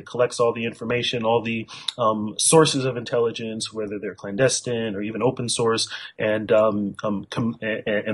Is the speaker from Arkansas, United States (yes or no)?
no; California, United States; also born or lived in northern Nigeria; I was raised, pretty much born and raised in California, and lived there, except for a small part of my childhood. I lived in Nigeria, actually northern Nigeria